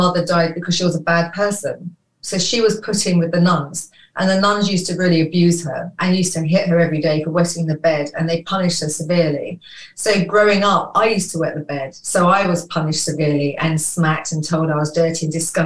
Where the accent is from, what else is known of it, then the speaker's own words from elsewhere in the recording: London, United Kingdom; I was born in London, in Falmouth.